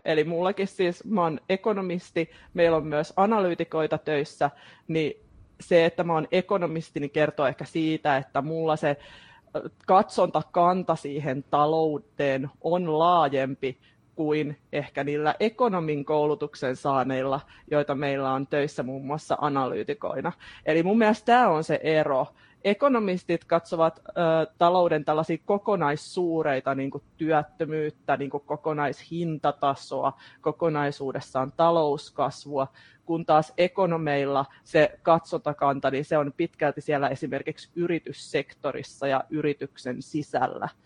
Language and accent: Finnish; Turku, Southwest Finland, Finland; mä oon turkulainen, teen aika pitkälti etätöitä mun kotikonttorilla